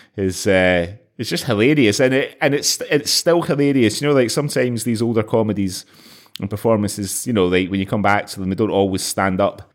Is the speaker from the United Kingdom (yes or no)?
yes; Scotland, United Kingdom; as a kid growing up in Scotland in the in the 1980s